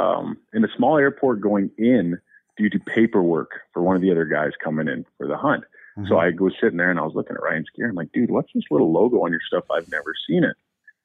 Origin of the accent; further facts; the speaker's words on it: Canada; We never stopped in the U.S. because I'm from Canada